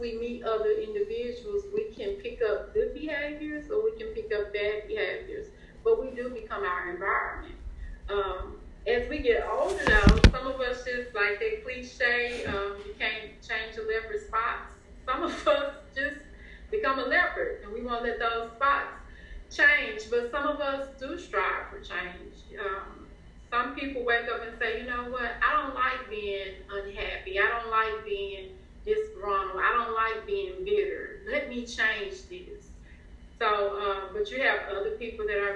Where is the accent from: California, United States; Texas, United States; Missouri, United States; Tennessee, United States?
Tennessee, United States; Memphis; I grew up in South Memphis